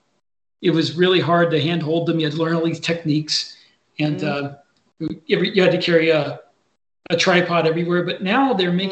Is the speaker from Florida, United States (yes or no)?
yes; Lakeland, Florida, United States; moved away; in Lakeland, where I'm from